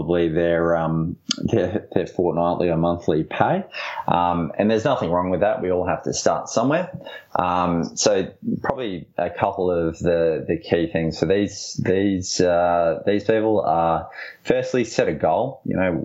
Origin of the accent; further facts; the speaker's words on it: Brisbane, Queensland, Australia; I'm from Brisbane, clearly. I'm actually not biased to Brisbane because I live here and love it.